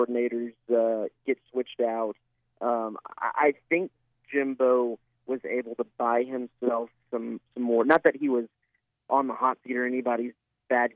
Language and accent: English; Dallas, Texas, United States; moved away; I'm from Dallas, so I get to go back and see my family and some friends every year